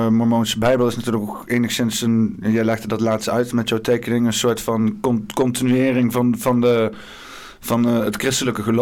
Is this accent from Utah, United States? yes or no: yes; Utah, United States; Dutch is a second language; moved away as an adult; Ja, ik kom van Utah.